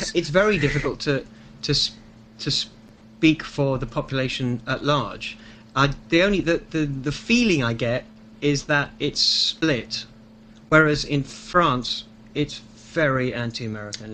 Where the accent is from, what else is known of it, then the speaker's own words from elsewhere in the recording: Liverpool, North West England, United Kingdom; now in London, United Kingdom; I was born in Liverpool. I live in London